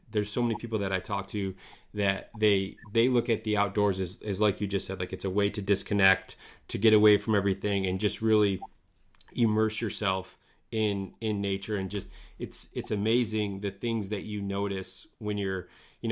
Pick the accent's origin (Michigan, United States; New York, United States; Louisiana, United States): Michigan, United States; northern; born or raised there